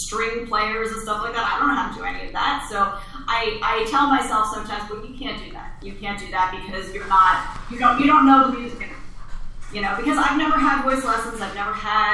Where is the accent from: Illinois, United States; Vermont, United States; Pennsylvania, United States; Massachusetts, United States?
Pennsylvania, United States; Pennsylvania Dutch country, United States; now in Los Angeles, United States; I grew up out in Pennsylvania, Dutch country